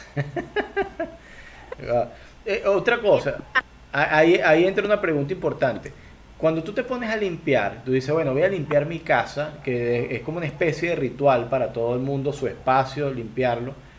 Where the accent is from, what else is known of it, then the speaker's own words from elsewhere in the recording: Venezuela; Venezuela lo llamamos chinchurria.